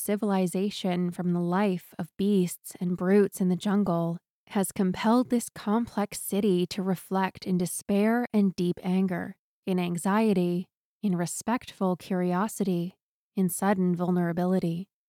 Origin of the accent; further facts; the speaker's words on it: Newport, Maine, United States; right next door to my hometown of Newport, Maine.